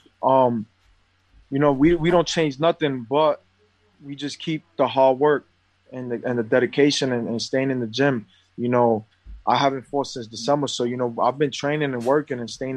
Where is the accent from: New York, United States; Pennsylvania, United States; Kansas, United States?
New York, United States; I come from New York, I come from poverty